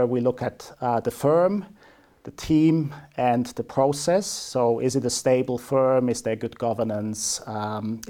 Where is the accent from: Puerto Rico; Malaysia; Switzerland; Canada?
Switzerland; moved away as an adult; now in New Zealand; born and bred in Switzerland, but have been here in New Zealand for coming up 15 years now.